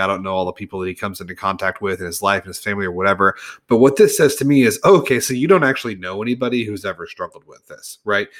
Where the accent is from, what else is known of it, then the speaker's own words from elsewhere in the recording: Edmond, Oklahoma, United States; I grew up in Edmond, I went to Edmond Memorial High School